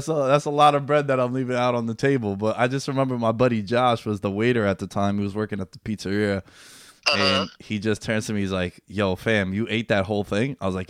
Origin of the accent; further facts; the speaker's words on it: New York City, New York, United States; also born or lived in Glen Cove, New York; I'm in Glen Cove, but I grew up in. Yeah, I grew up in Queens my whole life